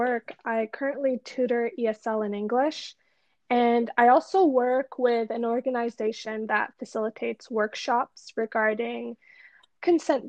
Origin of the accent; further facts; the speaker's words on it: Toronto, Ontario, Canada; I was born and raised in Toronto, Canada